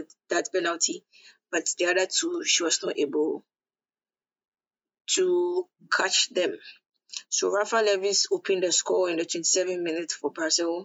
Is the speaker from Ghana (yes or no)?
yes; Ghana; I'm a Ghanaian